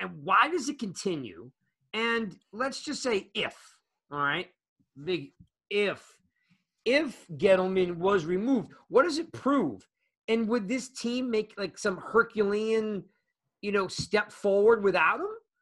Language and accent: English; New Jersey, United States; growing up in New Jersey